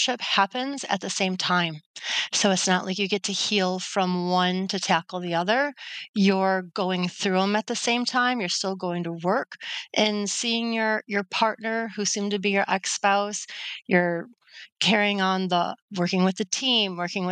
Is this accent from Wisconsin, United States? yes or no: no; Detroit, Michigan, United States; I landed in a job here in my hometown in Detroit, Michigan, selling insurance